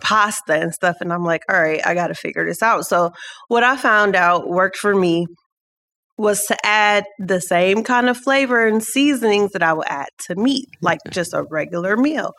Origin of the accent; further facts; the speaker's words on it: Cleveland, Ohio, United States; We're all here from Cleveland